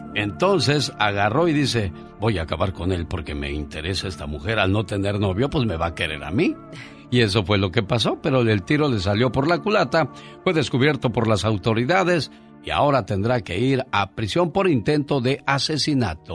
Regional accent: Luis Moya, Zacatecas, Mexico; moved away; un día salí de Luis Moya, Zacatecas. Pero Luis Moya, Zacatecas nunca salió de mí

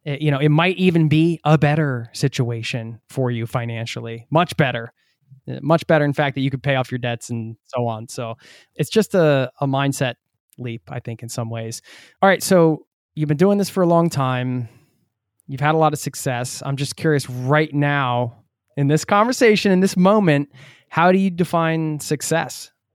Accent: United States; I'm from the States as well

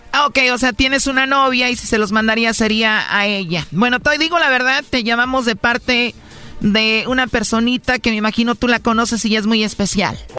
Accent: Jalisco, Mexico; somos de Jalisco

